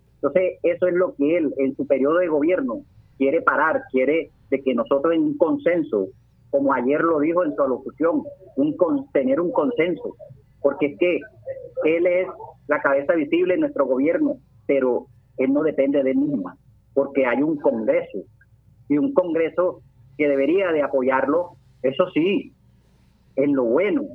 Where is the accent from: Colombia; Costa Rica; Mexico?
Colombia; como colombiano